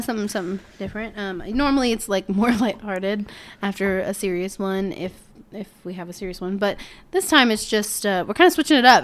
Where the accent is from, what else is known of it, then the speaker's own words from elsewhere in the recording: Peoria, Illinois, United States; I was born in Peoria, Illinois